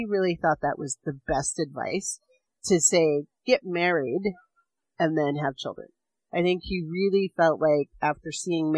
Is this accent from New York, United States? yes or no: no; Hoopa, California, United States; I grew up on Hoopa and went to school there and lived my entire life with the premise that I would never leave